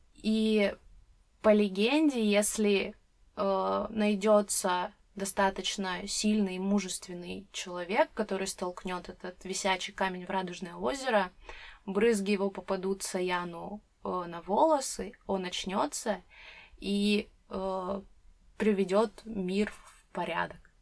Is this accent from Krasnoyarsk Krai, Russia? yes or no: yes; Krasnoyarsk Krai, Russia; я сама из Красноярского края, это регион в Сибири.